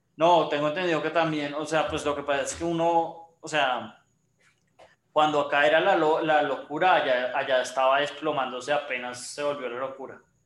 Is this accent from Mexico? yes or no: no; Colombia; como los colombianos